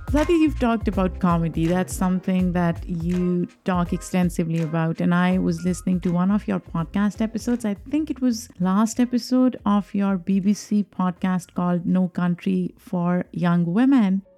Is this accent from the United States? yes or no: no; Pakistan; a young Muslim girl growing up in Pakistan